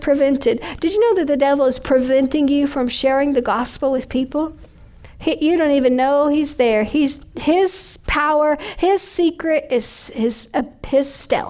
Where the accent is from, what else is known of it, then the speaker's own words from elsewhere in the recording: United States; I'm an American